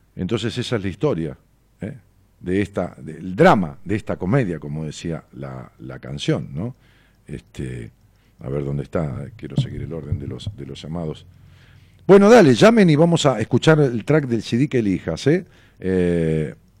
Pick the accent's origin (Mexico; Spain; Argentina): Argentina; Ramos Mejía, Buenos Aires Province; la ciudad donde yo nací, Raúl Mejía, que es un pueblo al lado de la ciudad de Buenos Aires